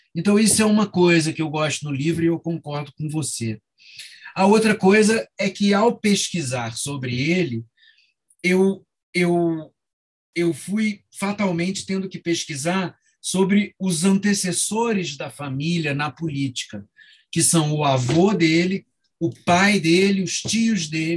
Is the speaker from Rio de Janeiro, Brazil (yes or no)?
yes; Rio de Janeiro, Brazil; moved away as an adult; no Rio, onde eu nasci, cresci até o, e morei até os 20 anos